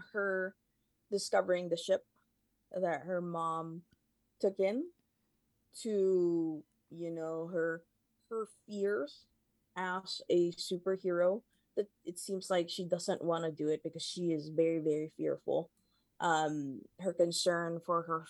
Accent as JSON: {"language": "English", "town": "Seattle", "region": "Washington", "country": "United States", "said": "I am from the US, I'm from Seattle"}